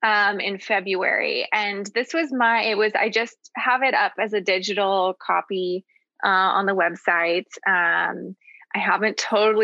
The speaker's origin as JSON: {"language": "English", "town": "Seattle", "region": "Washington", "country": "United States", "tie": "born or raised there", "moved": "yes", "lives_now": "San Francisco Bay Area, United States", "said": "I was born here in the Bay Area, but grew up in Seattle"}